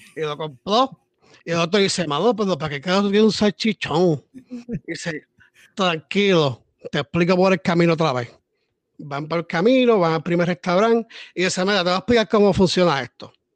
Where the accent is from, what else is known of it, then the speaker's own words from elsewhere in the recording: Puerto Rico; Somos puertorriqueños